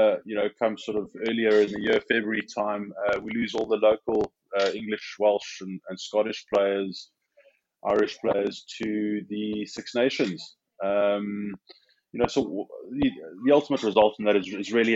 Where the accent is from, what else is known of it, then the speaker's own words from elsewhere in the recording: South Africa; moved away as an adult; now in United Kingdom; as a South African rugby player